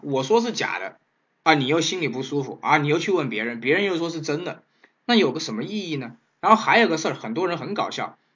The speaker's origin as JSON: {"language": "Chinese", "country": "China", "said": "我们中国人的这个投保意识非常差"}